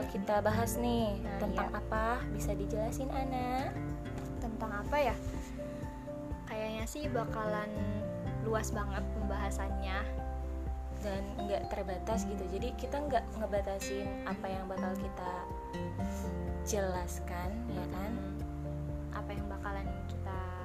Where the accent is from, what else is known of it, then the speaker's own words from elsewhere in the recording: Subang, West Java, Indonesia; Aku lahir di Subang tanggal 1 Maret 17 tahun lalu.